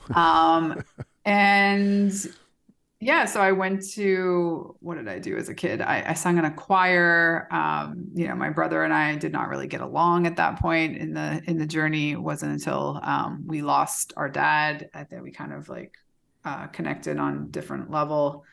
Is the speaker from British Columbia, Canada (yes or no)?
no; Calgary, Alberta, Canada; moved away as an adult; also born or lived in Belgium / Minneapolis / Houston; now in Mexico; I was born in Canada. So I spent, what, the first seventeen, eighteen years of my life, I lived in Calgary, Alberta.